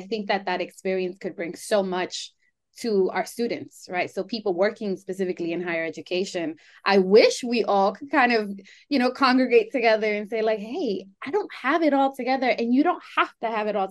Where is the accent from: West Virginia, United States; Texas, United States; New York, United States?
New York, United States; New York City; I can never really feel grounded in just Colombian or just Greek or just even Latina. It's more so, I'm a New Yorker